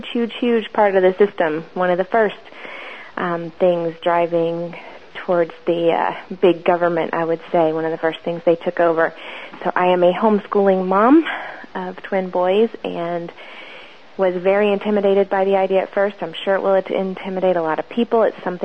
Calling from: Florida, United States; I'm calling from Florida

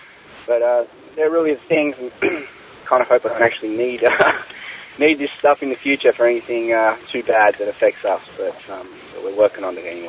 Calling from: Australia; Hi, Jack. I'm calling from Australia for episode 500.

